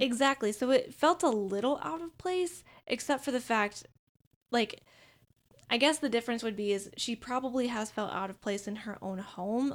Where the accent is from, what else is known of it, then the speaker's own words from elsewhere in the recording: Minnesota, United States; speaking as a Minnesotan